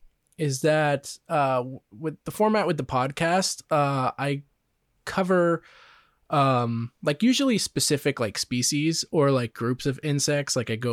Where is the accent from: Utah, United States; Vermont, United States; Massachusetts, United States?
Vermont, United States; Yeah, we're from Vermont. Vermont is, you know, Ben and Jerry's, the home, the birth of Ben and Jerry's. So. Yeah, we got everything up there.